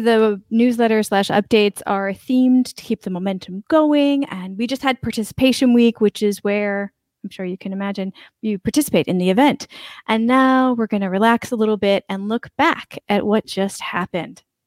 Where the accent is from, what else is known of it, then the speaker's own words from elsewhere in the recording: United States; now in Albania; I'm an American, but I'm in Albania right now.